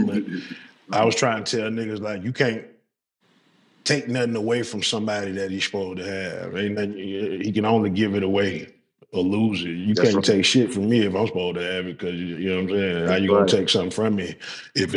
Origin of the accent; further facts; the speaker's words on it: Atlanta, Georgia, United States; I was born at Southwest Atlanta Community Hospital